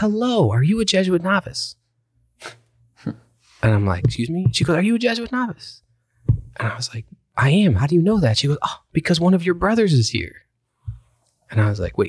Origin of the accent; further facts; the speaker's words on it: Connecticut, United States; now in New Orleans, United States; I grew up in a small town in Connecticut